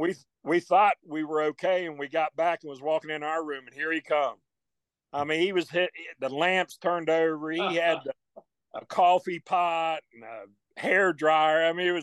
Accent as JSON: {"language": "English", "region": "the South", "country": "United States", "said": "Gary, you know, we are from the South in the country, and our pigs are stump broke."}